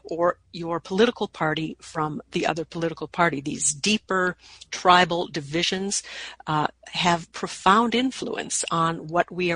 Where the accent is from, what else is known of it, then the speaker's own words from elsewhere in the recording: Minnesota, United States; my home state of Minnesota